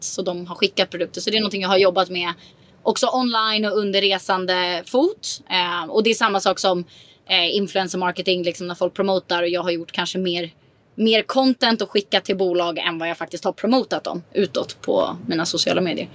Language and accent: Swedish; Sweden; moved away as an adult; now in Mallorca, Spain; har väl aldrig egentligen för det första känt mig hemma i Sverige